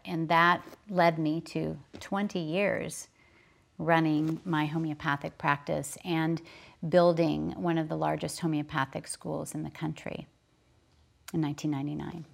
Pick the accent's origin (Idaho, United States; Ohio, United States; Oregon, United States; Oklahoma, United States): Oklahoma, United States; I was raised in Oklahoma